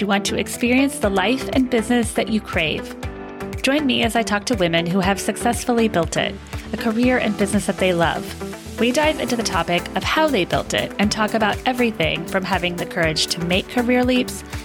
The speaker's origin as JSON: {"language": "English", "region": "Missouri", "country": "United States", "tie": "born or raised there", "said": "I grew up in Missouri"}